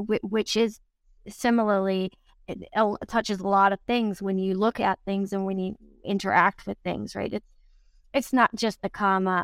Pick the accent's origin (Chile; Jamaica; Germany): Germany; moved away; growing up in Germany